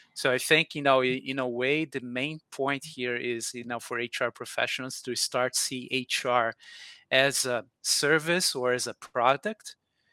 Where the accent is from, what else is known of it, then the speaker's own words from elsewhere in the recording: Brazil; now in Atlanta, United States; I'm from Brazil originally, but now I'm living in Atlanta, USA.